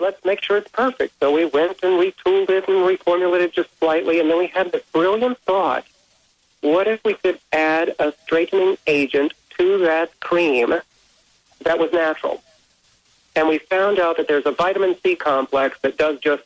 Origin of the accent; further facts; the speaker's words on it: South Texas, United States; I grew up in South Texas, and in fact, right now I'm here in Houston, Texas